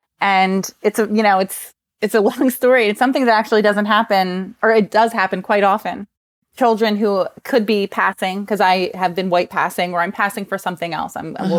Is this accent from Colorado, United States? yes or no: no; New Jersey, United States; I grew up in New Jersey, if you can't tell from the terrible accent.